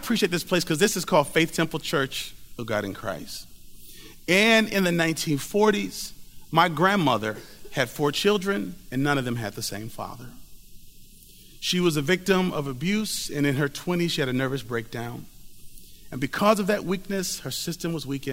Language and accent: English; Wisconsin, United States; I'm from Wisconsin